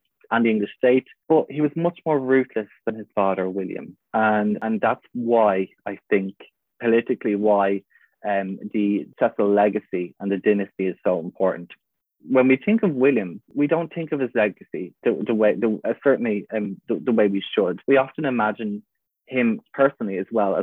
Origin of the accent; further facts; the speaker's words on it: Wicklow, Leinster, Ireland; now in Dublin, Ireland; I live in Dublin, but I'm actually from a town called Wicklow